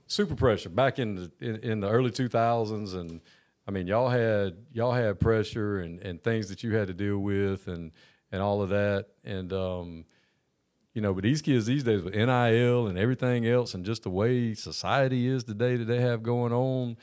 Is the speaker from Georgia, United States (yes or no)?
yes; Georgia, United States; I'm a Georgia kid from Georgia.